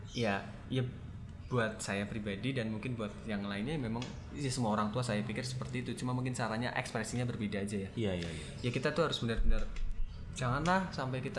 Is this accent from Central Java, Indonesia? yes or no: yes; Cilacap, Central Java, Indonesia; jadi desa saya apa Cilacap itu punya jargon